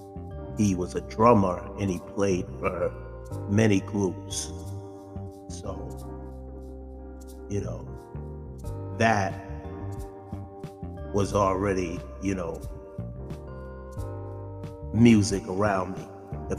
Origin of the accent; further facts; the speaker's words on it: Boston, Massachusetts, United States; I was born and raised in Mattapan. That's Mattapan, Mass.